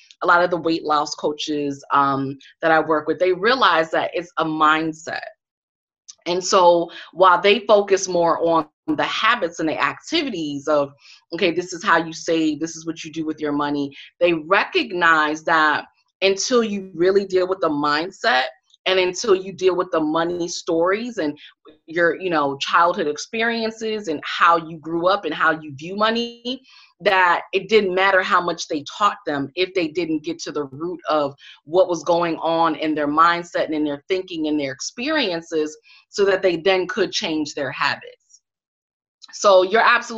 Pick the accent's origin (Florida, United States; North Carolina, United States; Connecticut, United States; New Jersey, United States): Connecticut, United States; now in Washington, D.C., United States; I'm from Connecticut.